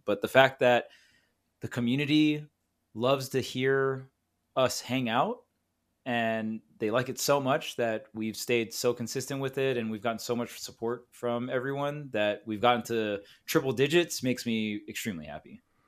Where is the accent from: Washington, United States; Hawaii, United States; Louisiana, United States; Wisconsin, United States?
Hawaii, United States; now in California, United States; I grew up with Void in Hawaii, and then we both moved out to California together